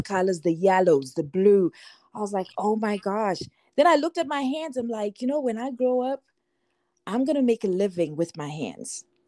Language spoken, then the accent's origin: English; Zimbabwe; I'm I'm Zimbabwean. I grew up in Zimbabwe, and everywhere.